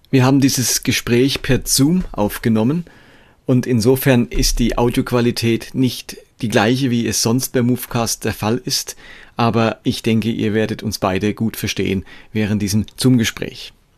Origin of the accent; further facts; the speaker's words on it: Karlsruhe, Baden-Württemberg, Germany; ich stamme aus Karlsruhe